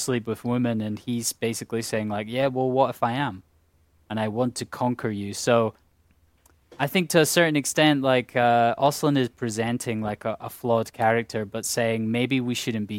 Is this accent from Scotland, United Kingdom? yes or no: yes; Scotland, United Kingdom; A Swedish person is yet to have an emotion, and I can say that as a Scot.